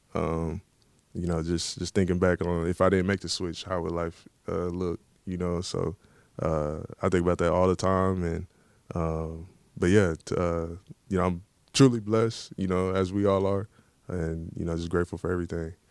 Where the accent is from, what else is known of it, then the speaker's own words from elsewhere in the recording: Dallas, Texas, United States; moved away as an adult; now in Baltimore, United States; I'm from Dallas, uh, grew up watching the Cowboys